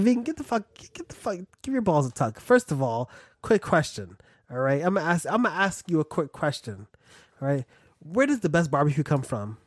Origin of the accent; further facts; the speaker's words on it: East Coast, United States; I'm from the East Coast